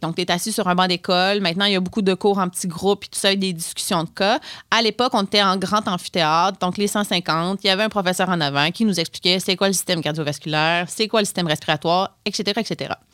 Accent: Notre-Dame-du-Lac, Quebec, Canada; moved away as an adult; je viens du Bas-Saint-Laurent, mais j'ai fait mes études au cégep Sainte-Foy

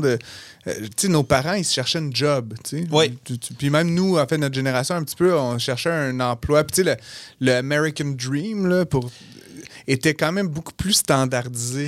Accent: Outaouais, Quebec, Canada; moved away as an adult; also born or lived in Montreal; Moi, je viens de l'Outaouais

